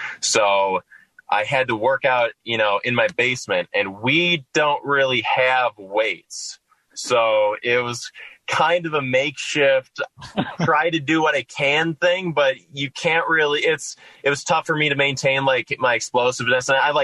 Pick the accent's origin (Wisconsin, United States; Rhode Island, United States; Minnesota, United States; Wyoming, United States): Minnesota, United States; moved away; I'm from Minnesota originally